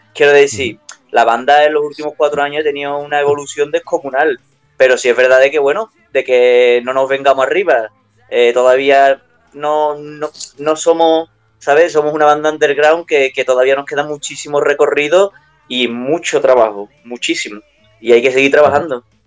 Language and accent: Spanish; Utrera, Andalusia, Spain; aquí en mi pueblo, Nutrera